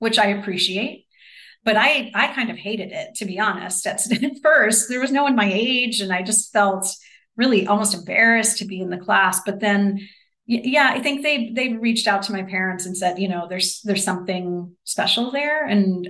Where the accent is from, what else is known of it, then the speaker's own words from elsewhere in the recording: New Jersey, United States; now in Chicago, United States; I'm from New Jersey